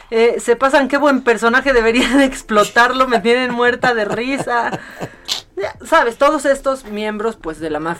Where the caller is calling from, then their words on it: Naucalpan, State of Mexico, Mexico; de Naucalpan.